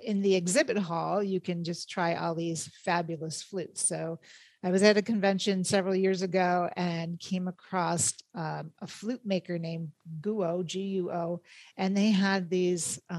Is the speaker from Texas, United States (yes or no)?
no; Rochester, New York, United States; moved away as an adult; now in Phoenix, United States; I'm actually from Rochester, New York.